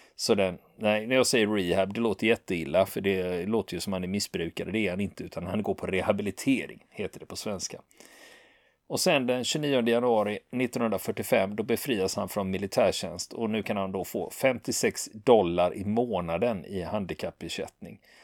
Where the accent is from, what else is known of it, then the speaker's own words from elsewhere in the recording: Sweden; vi svenskar